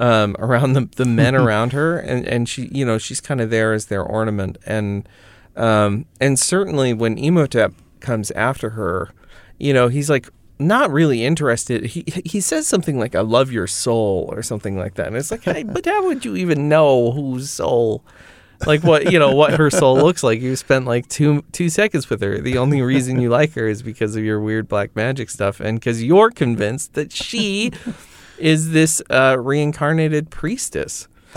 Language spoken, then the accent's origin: English; United Kingdom; I'm British.